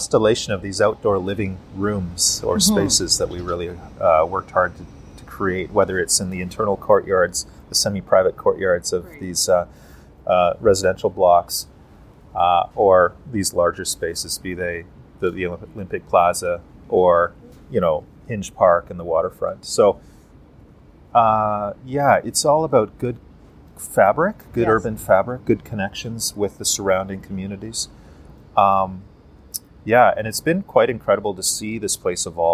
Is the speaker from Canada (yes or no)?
yes; Canada; We are Canadian